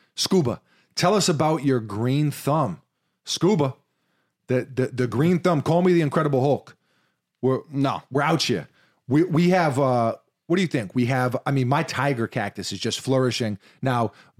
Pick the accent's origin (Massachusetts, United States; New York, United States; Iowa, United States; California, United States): New York, United States; You can't have my motherfucking cornbread. I'm from New York City. God damn it.